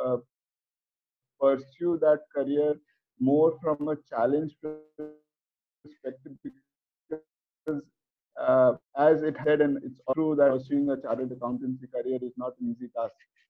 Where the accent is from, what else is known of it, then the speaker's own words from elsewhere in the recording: Kolkata, West Bengal, India; moved away as an adult; now in Mumbai, India; being born and brought up in Kolkata